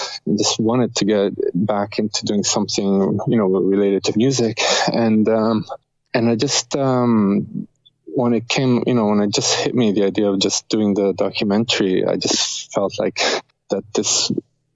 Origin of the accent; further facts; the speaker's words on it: Rome, Lazio, Italy; now in Canada; we're both from Rome, Italy